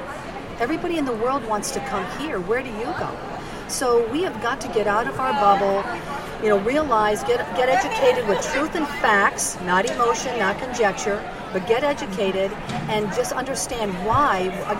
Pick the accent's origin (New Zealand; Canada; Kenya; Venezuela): Venezuela; Caracas, Capital District; born there; Well, I was born in Caracas, Venezuela, and I've had the privilege of living all over the world.